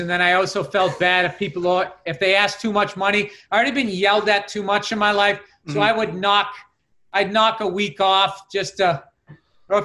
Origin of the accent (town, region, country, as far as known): Massachusetts, United States